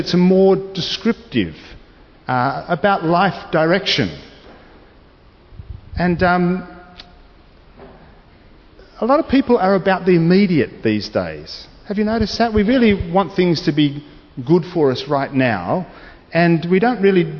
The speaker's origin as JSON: {"language": "English", "country": "Australia", "said": "being a citizen of this great nation of Australia. And I'm happy to be identified as Australian"}